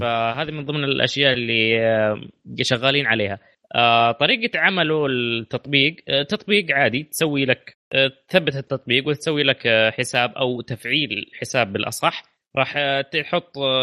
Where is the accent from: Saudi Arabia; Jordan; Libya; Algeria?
Saudi Arabia; عندنا في السعوديه